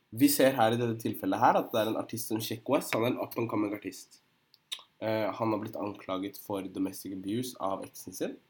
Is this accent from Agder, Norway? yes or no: no; Drammen, Buskerud, Norway; Jeg er fra Drammen